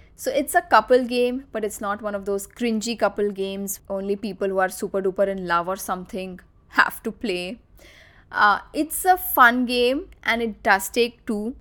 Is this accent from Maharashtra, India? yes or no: yes; Nagpur, Maharashtra, India; my father built his dream house in my hometown in Nagpur